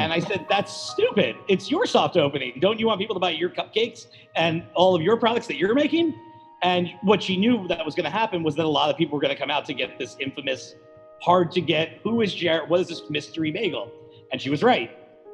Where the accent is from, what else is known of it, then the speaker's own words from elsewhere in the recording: New Jersey, United States; I grew up in New Jersey